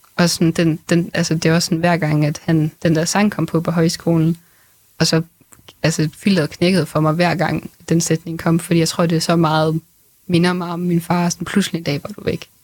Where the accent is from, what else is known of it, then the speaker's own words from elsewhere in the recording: Grenaa, Central Denmark Region, Denmark; Greno, hvor jeg kommer fra